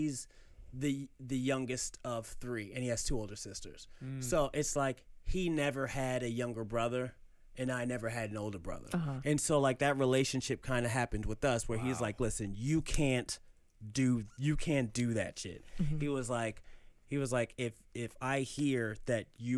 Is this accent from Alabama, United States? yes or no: no; New York City, New York, United States; also born or lived in Queens, New York; growing up in Harlem